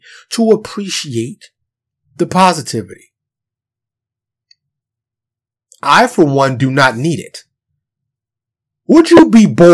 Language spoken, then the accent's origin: English; New York City, New York, United States; first language English; I'm from New York. Born and raised, native New Yorker, New York City